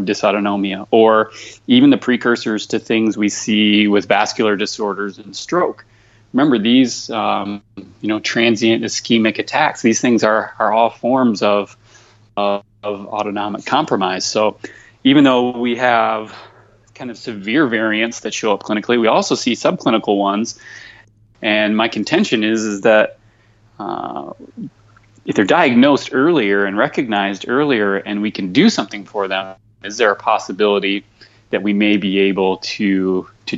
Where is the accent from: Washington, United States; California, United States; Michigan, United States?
Michigan, United States; moved away; I'm just a simple Midwestern kid, born and raised in Michigan